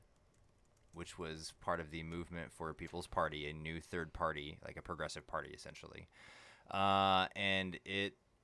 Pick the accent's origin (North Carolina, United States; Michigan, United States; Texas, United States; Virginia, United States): Texas, United States; Burleson; my parents being Democrats and growing up in Burleson